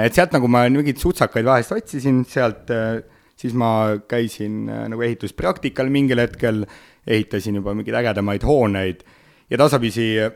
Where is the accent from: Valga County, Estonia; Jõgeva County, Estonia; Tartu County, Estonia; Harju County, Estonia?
Valga County, Estonia; Otepää; now in Tallinn, Estonia; kui ma olen siin Tallinnas, siis ma olen tallinlane, kui ma olen Otepääl